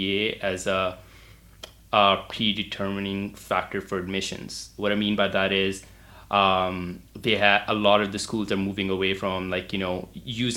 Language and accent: English; Calgary, Alberta, Canada; also born or lived in Houston; So I'm from Canada. I'm from Calgary. It's a city in the province of Alberta